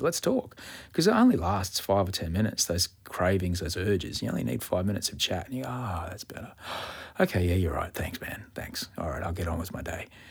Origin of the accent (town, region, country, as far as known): Australia